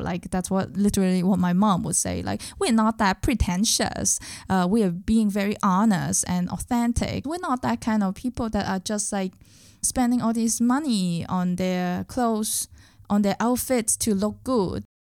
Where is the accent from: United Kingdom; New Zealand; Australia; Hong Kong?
Hong Kong; English is a second language; moved away as an adult; now in Berlin, Germany; I was also a very, very local person when I was in Hong Kong